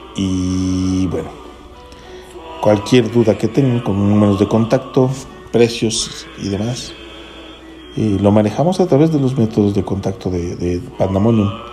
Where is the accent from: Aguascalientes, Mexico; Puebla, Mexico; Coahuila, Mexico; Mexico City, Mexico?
Mexico City, Mexico; Federal District; este comentario viene desde el Distrito Federal, saludo para mi tierra